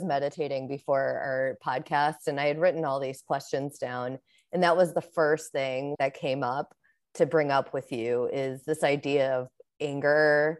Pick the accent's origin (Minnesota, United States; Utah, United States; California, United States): Minnesota, United States; as a Minnesotan